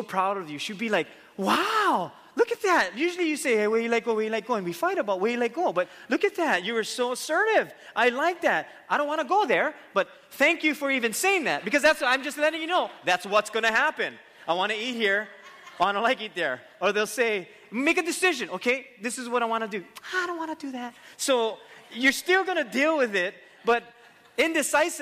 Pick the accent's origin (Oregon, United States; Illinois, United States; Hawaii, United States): Hawaii, United States; Waimanalo; me growing up in where I grew up in Waimanalo